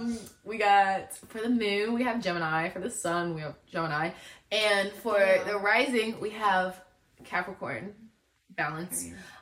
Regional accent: Seattle, Washington, United States; I'm born and raised in Seattle, Washington.

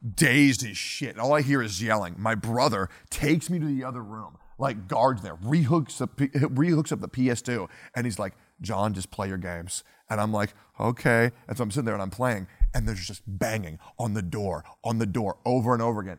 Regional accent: Woodstock, Virginia, United States; I grew up in Woodstock, Virginia

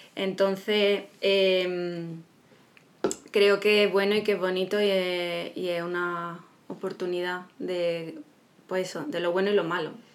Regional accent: Málaga, Andalusia, Spain; somos de Málaga, Andalucía, España

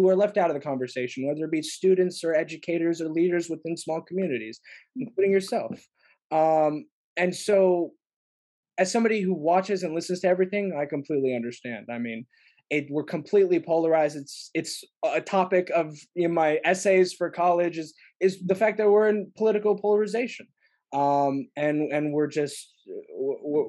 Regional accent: Bay Area, California, United States; I'm from the Bay Area

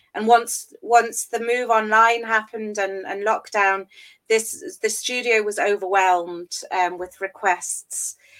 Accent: England, United Kingdom; moved away as an adult; now in Berlin, Germany; I'm originally from England, and that's where uh, I completed my studies

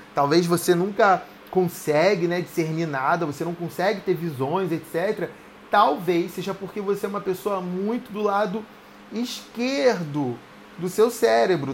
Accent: Rio de Janeiro, Brazil; accent: carioca; mas eu sou carioca mesmo

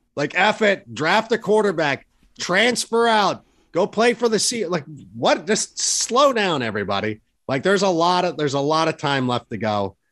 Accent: Schaumburg, Illinois, United States; also born or lived in Hoffman Estates; me being from Schaumburg.

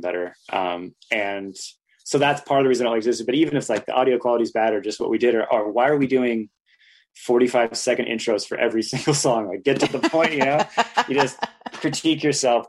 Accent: Santa Cruz, California, United States; growing up in Santa Cruz

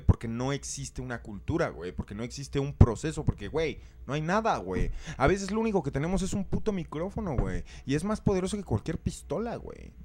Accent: Mexico; nosotros como mexicanos

